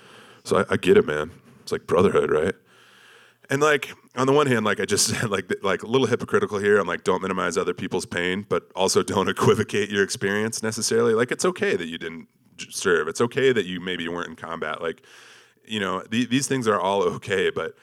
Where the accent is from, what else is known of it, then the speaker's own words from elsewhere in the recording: South Dakota, United States; And I grew up in South Dakota